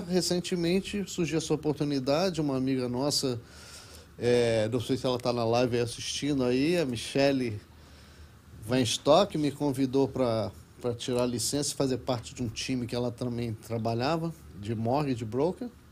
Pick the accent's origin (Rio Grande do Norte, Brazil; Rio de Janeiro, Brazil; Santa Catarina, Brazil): Rio de Janeiro, Brazil; moved away as an adult; also born or lived in Kuala Lumpur, Malaysia; now in Miami, United States; eu sou carioca, sou carioca.